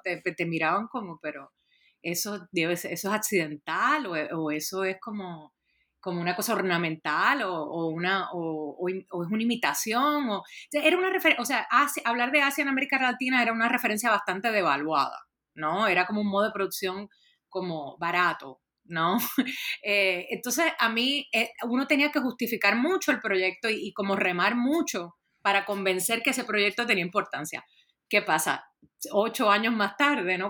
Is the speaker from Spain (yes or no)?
no; Puerto Rico; moved away; yo soy originalmente de Puerto Rico